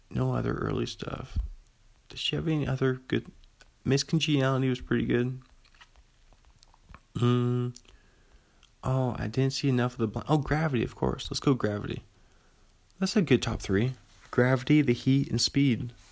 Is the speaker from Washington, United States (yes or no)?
yes; Pullman, Washington, United States; I'm from Pullman. Still sitting in my apartment room looking out the window from the second floor of a coffee house uh, across the street from Washington State University over here.